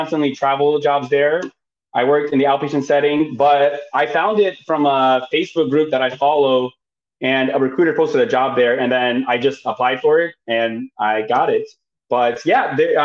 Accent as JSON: {"language": "English", "town": "Chicago", "region": "Illinois", "country": "United States", "also_born_or_lived": "Bay Area, California", "moved": "as an adult", "lives_now": "Sacramento, United States", "said": "I'm originally from Chicago"}